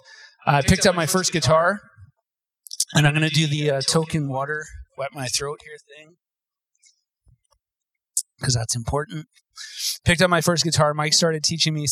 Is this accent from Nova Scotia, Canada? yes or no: no; Terrace, British Columbia, Canada; I grew up in Terrace, BC. We moved there when I was 5.